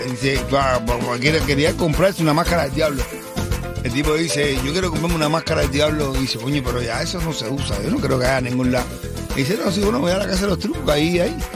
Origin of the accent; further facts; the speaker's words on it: Cuba; Soy cubana.